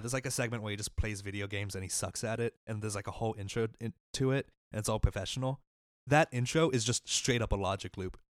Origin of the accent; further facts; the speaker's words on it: Mississippi, United States; my home state of Mississippi